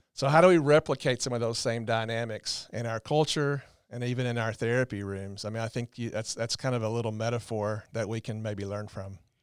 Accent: the South, Southern United States, United States; small town, uh, Southern guys, but, you know, in my hometown

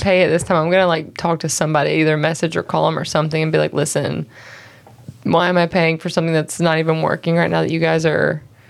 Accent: Kannapolis, North Carolina, United States; moved away as an adult; now in Mooresville, United States; I grew up in Kannapolis

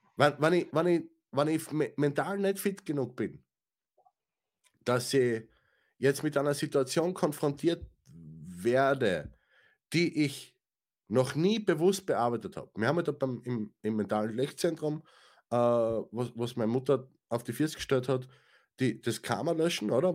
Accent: Austria; für mich, ja, als, als Österreicher

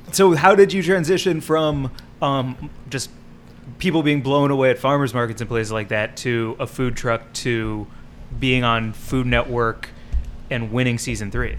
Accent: St. Louis, Missouri, United States; I had a lot of shit happen growing up in St. Louis

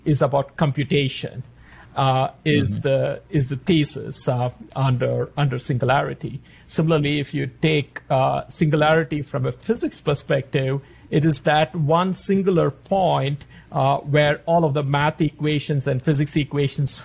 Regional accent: India; moved away; also born or lived in Australia; growing up in India

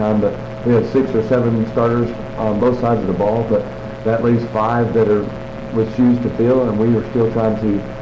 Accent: Brady, Texas, United States; growing up in Brady

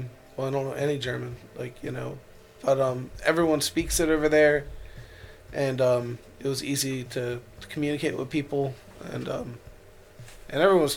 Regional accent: Ireland; And, like, I'm Irish, so, like, when we were pulling into, like, the port, like, I was, like, just, oh, my God, there we in Ireland

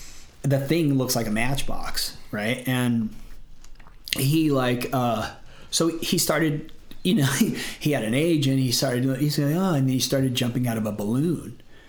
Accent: Florida, United States; born there; And, so I was born in Florida and in the water before.

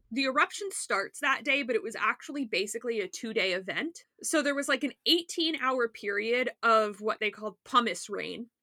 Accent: South Florida, United States; I grew up in South Florida

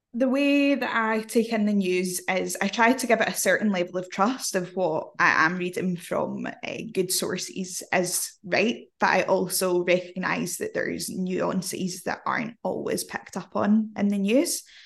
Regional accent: Scotland, United Kingdom; accent: Glaswegian; I'm Scottish

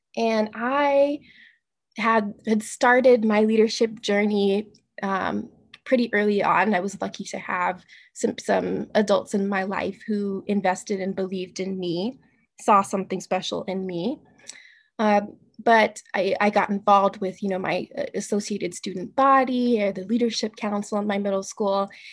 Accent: Tacoma, Washington, United States; moved away as an adult; now in Seattle, United States; I was born in Tacoma, Washington. My family's from Tacoma, Washington

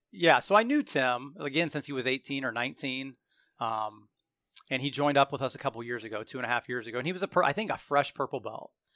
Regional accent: Hartville or Randolph area, Portage County, Ohio, United States; I grew up around the Hartville or Randolph area

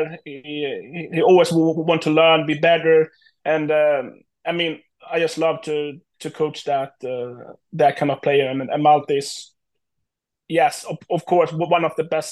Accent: Tranås, Jönköping County, Sweden; also born or lived in Bogotá, Colombia; I was born in Colombia in Bogota. So when I was like 2 years old, my parents, Shell and Ursula, adopted me and bring me to Tranås, where I have been grown up

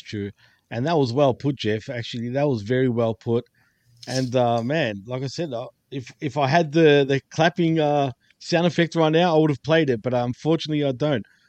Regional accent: Australia; I'm from Australia

